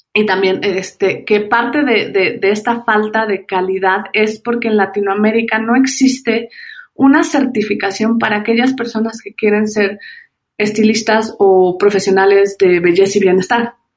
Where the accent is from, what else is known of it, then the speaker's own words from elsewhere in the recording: Mexico; soy mexicana.